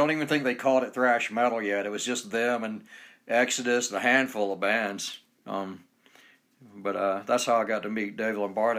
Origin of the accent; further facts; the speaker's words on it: Atlanta, Georgia, United States; now in Utah, United States; I'm from Atlanta, Georgia